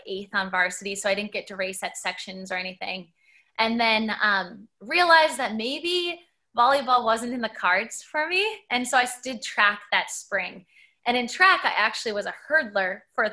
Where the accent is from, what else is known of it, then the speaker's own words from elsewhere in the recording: Minneapolis, Minnesota, United States; I grew up in Minneapolis, Minnesota. I spent, you know, my school years there